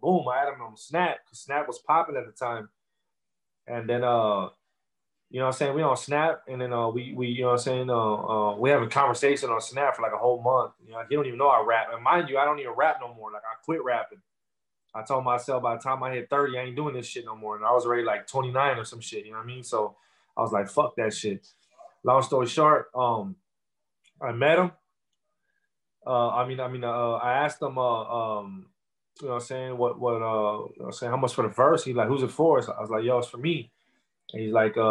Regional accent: Corpus Christi, Texas, United States; But I'm from Texas, man. I'm born and raised Corpus Christi

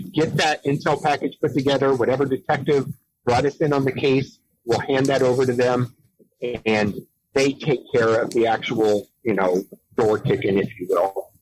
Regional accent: San Diego, California, United States; moved away; I was born in San Diego. Uh, I've been a city boy my whole life

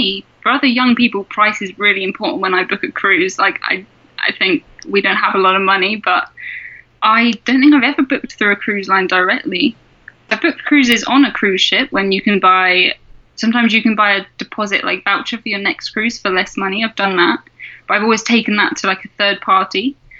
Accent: England, United Kingdom; South of England.

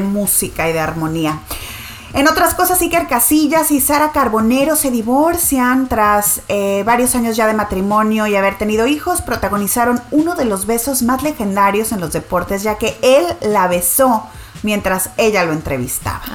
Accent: Nuevo León, Mexico; mi tierra, Nuevo León

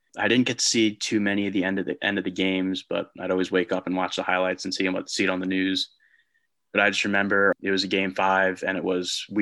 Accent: New Jersey, United States; also born or lived in Ocean City, New Jersey / Pittsburgh, Pennsylvania; I am from South Jersey.

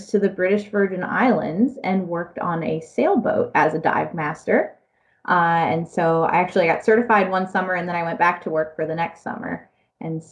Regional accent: South Florida, United States; I was born and raised in South Florida

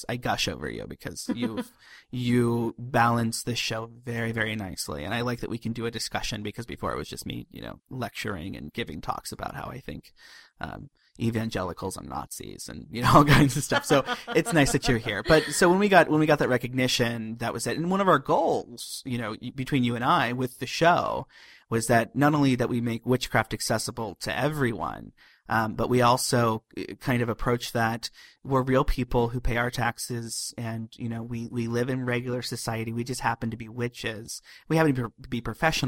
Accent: Ohio, United States; I grew up in Ohio.

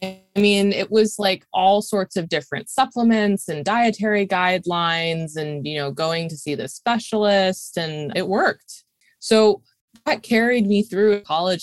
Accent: Saratoga Springs, New York, United States; moved away as an adult; also born or lived in Brooklyn, New York; Upstate New York, a small city. I really consider it more of a small town called Saratoga, where I actually am right now

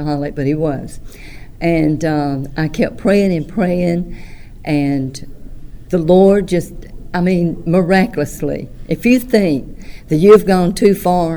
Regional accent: Tuscaloosa, Alabama, United States; also born or lived in Vernon, Alabama / Columbus, Mississippi; I'm from Vernon, Alabama. Was raised in Tuscaloosa, Alabama

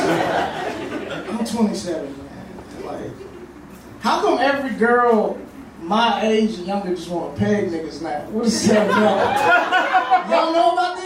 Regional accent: Mississippi, United States; I'm from the South, I'm from Mississippi

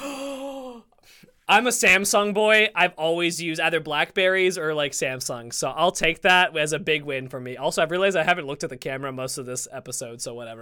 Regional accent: the South, United States; I'm from the South

